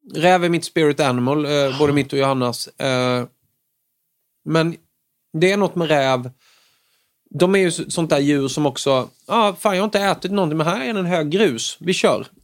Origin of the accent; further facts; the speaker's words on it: Småland, Sweden; som smålänning